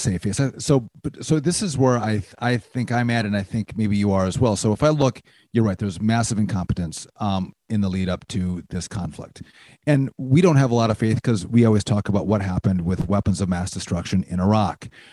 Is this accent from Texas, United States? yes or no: no; Wisconsin, United States; my home state and Rachel's home state of Wisconsin